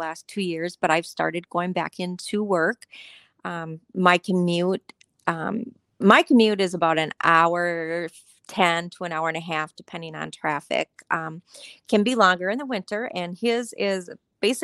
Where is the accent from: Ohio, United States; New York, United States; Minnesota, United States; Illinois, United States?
Minnesota, United States; Coon Rapids; I grew up in Coon Rapids, Minnesota. It is a suburb of north of the Twin Cities area. I lived there with my parents and my sister through high school